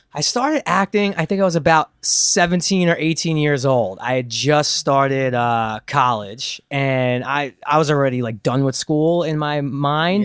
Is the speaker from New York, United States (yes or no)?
yes; New York, United States; moved away; also born or lived in Los Angeles; growing up in New York